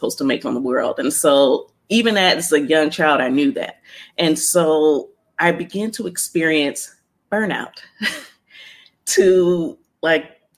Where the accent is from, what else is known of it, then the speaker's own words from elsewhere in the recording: Ohio, United States; moved away as an adult; also born or lived in Columbus, Ohio; now in Los Angeles, United States; I'm from Ohio. I'm now in LA, downtown Los Angeles.